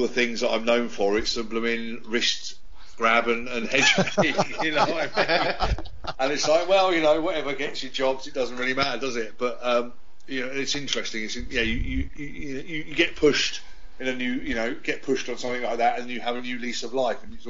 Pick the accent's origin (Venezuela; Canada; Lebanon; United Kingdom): United Kingdom; London; I wrestled in effectively my hometown on a national basis, home in London